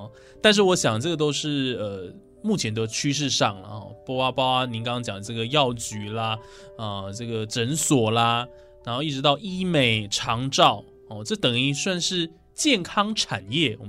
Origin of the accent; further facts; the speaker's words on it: Taiwan; 对啊，身为台湾人，还是要会台语比较好。